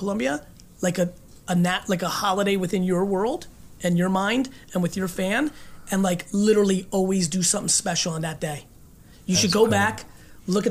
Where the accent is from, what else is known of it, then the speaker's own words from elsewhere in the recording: Russia; moved away; I was born in Russia and lived in a studio apartment with this many family members. This is like how I grew up